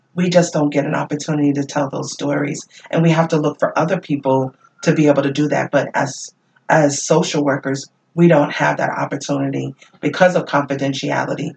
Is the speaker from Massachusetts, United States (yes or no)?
yes; Worcester, Massachusetts, United States; I grew up in this community. And because I grew up in Worcester